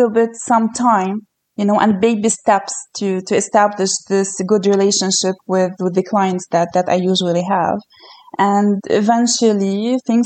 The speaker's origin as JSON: {"language": "English", "country": "Lebanon", "tie": "born or raised there", "moved": "as an adult", "lives_now": "Canada", "said": "I was born in Lebanon"}